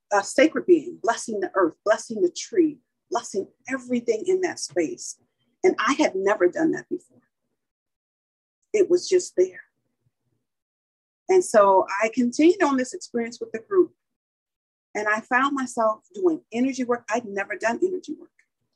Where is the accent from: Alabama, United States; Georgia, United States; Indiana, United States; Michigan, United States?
Michigan, United States; Detroit; now in San Diego County, United States; when I grew up in Detroit, Michigan with my grandmother